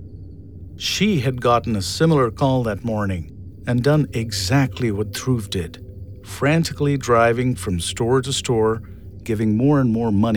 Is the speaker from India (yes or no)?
yes; India; I was born and raised in India